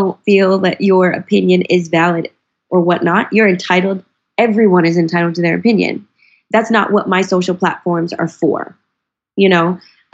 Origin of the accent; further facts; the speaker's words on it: North Carolina, United States; moved away; I'm from North Carolina